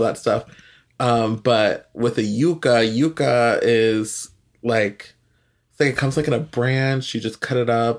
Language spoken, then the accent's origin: English; Northern Virginia, United States; also born or lived in El Salvador; now in Texas, United States; growing up in Northern Virginia